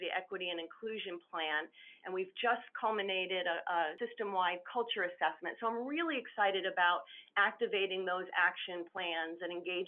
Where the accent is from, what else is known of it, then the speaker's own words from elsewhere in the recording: Southern Connecticut, United States; moved away as an adult; also born or lived in Southwest United States / California; I was born and raised in Southern Connecticut